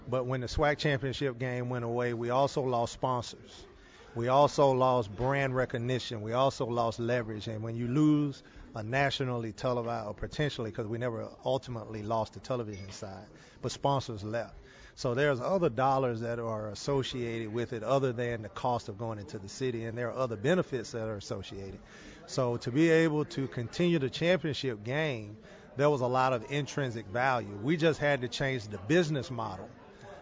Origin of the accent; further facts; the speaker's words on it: Jackson, Mississippi, United States; also born or lived in Houston, Texas; now in Birmingham, United States; I'm from Jackson, Mississippi